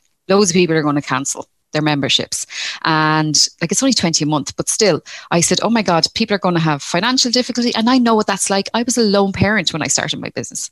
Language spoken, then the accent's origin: English; Dublin, Leinster, Ireland; now in Rosslare Harbour, Ireland; I'm from Dublin originally, so I'm a city girl originally, but I live in Rosslare Harbour.